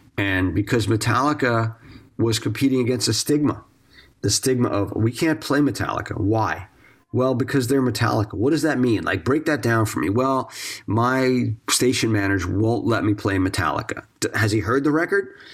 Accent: East Coast, United States; growing up on the East Coast

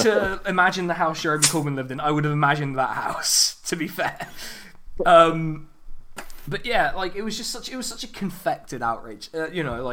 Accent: Reading, South East England, United Kingdom; I'm from fucking Reading

